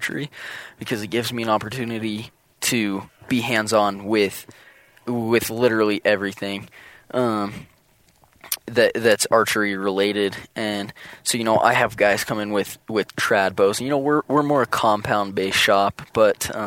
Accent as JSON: {"language": "English", "region": "Western Colorado", "country": "United States", "tie": "born or raised there", "said": "Caleb and I grew up together in Western Colorado"}